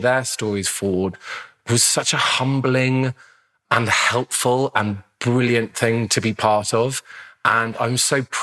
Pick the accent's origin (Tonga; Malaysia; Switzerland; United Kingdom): United Kingdom; London; I grew up in Lambeth in the 80s